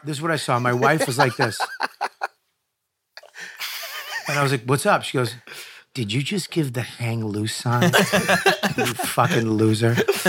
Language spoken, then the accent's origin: English; Boston, Massachusetts, United States; I'm from Boston, Irish Catholic